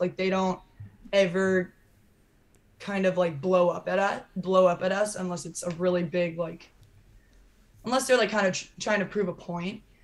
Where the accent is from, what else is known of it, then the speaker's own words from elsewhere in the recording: Iowa, United States; moved away as an adult; also born or lived in Los Angeles, California; growing up in Iowa